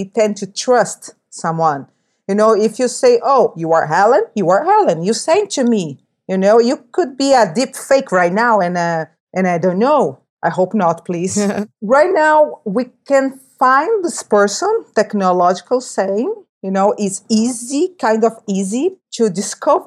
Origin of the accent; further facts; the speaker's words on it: Brazil; I'm from Brazil